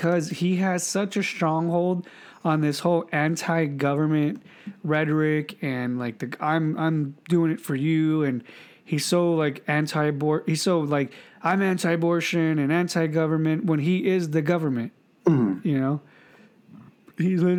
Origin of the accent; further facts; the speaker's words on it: California, United States; first language English; I was an American from California